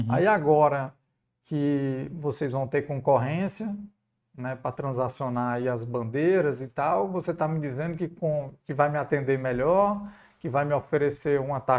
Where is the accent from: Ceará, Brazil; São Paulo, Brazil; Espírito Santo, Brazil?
Ceará, Brazil; Preconceito de ser cearense? É, não, e nem foi nem foi por ser nordestino, não.